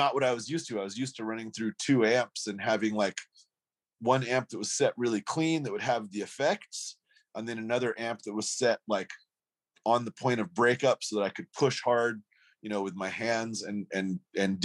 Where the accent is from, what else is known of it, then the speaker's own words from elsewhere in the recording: Boise, Idaho, United States; we told him Boise